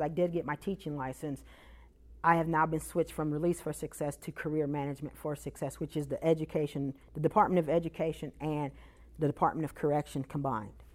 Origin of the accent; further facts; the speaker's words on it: Chicago, Illinois, United States; also born or lived in Iowa; now in Memphis, United States; I'm originally from Chicago